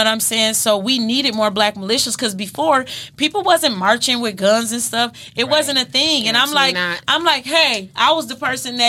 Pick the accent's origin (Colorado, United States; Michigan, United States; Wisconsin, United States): Michigan, United States; Flint; I'm from Flint